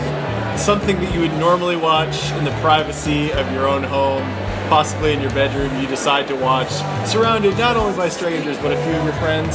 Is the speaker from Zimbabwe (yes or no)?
no; Toronto, Ontario, Canada; my hometown of Toronto, Canada.